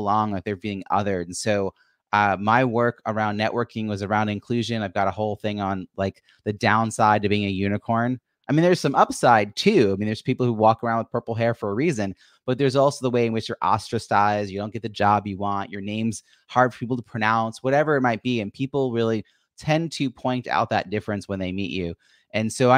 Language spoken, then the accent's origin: English; New York, United States; I'm from New York